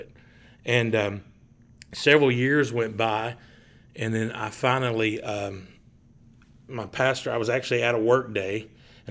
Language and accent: English; East Tennessee, United States; I grew up in East Tennessee. I was living in Maryville and Knoxville.